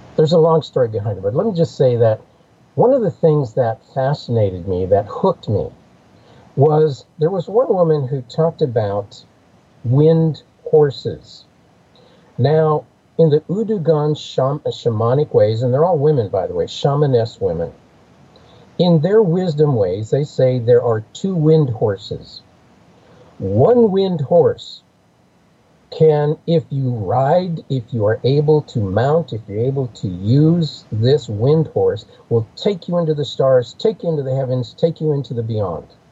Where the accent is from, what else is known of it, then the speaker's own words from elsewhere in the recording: United States; I grew up in the Apache world.